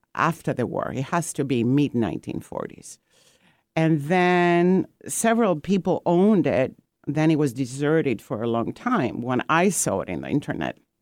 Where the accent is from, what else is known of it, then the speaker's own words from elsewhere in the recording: Greece; also born or lived in Corfu; now in Seattle, United States; I am from Greece and my ancestors are from the island of Corfu. And, um, I've been in, um, Seattle in U S for about forty-five years now.